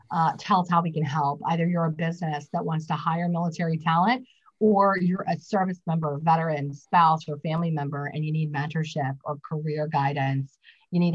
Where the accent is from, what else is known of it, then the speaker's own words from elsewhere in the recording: West Virginia, United States; I'm from West Virginia